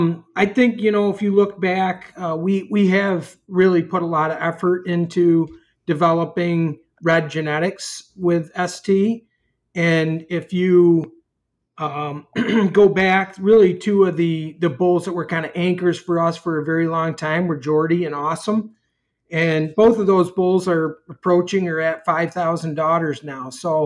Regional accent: New York, United States; moved away as an adult; now in Wisconsin, United States; So, as many people know, I'm a transplant from New York to Wisconsin. We had a dairy in New York for many, many years with a family, and, a little over 4 years ago, I guess, I came to Wisconsin after we sold our dairy in New York

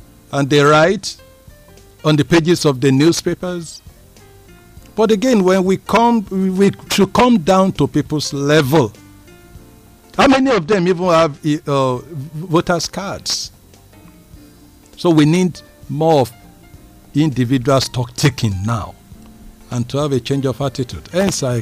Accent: Nigeria; I'm happy that I'm a Nigerian, and I'm proud to be a Nigerian, and I'm very proud of my country, Nigeria.

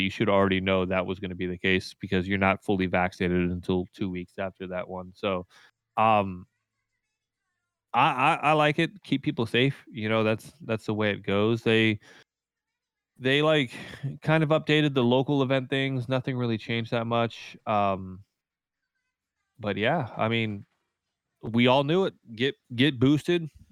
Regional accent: United States; as an American player

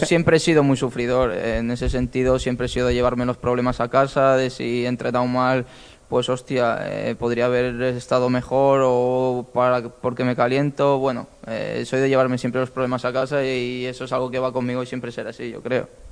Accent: Lleida, Catalonia, Spain; now in Málaga, Spain; yo soy de Lleida y me fui con mi pareja a Lleida a desconectar unos días con la familia

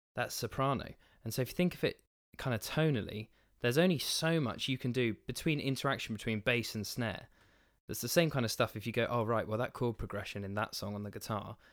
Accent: New Forest, South East England, United Kingdom; where I grew up in the New Forest

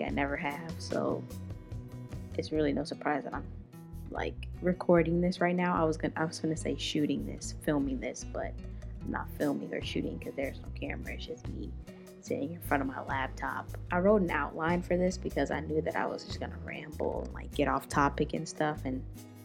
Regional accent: Chicago, Illinois, United States; I'm from Chicago

